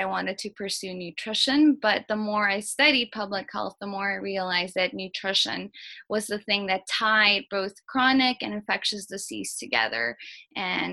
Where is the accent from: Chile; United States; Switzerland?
United States; New Orleans, Louisiana; also born or lived in Guatemala; I was actually born and raised in New Orleans